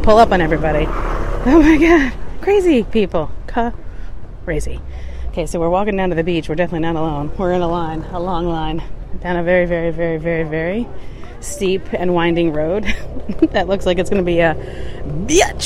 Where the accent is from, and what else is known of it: Michigan, United States